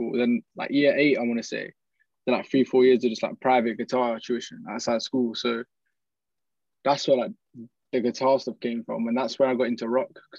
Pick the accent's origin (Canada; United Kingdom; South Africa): United Kingdom; Oxford, South East England; I was born in Oxford